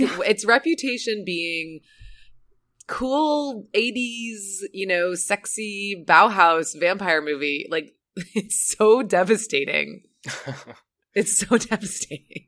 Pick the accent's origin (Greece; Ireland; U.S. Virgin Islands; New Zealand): U.S. Virgin Islands; Saint Croix; Saint Croix, which is where I'm from, Saint Croix in the U S Virgin